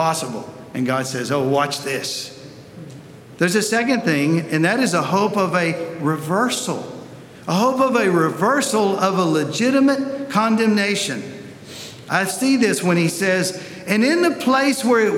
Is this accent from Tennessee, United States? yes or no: yes; Tennessee, United States; now in Columbus, United States; I'm from Tennessee